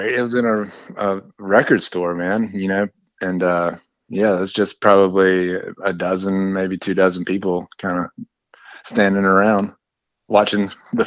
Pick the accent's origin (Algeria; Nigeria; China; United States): United States; Greenville, South Carolina; moved away as an adult; now in Asheville, United States; I actually grew up in Greenville, South Carolina, just, you know, about an hour and a half south of where I'm at now. But I've been in Asheville going on 20 years now, so it's definitely home at this point.